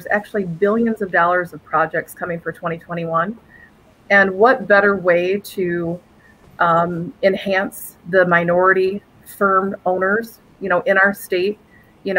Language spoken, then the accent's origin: English; Lansing, Michigan, United States; born and raised in Lansing, Michigan